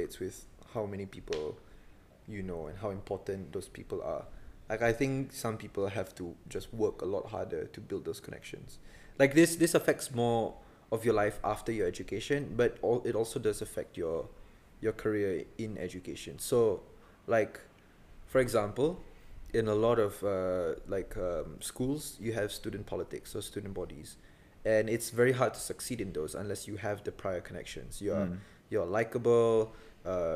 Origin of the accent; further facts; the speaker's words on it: Kuching, Sarawak, Malaysia; moved away as an adult; now in London, United Kingdom; we're all from Kuching, Sarawak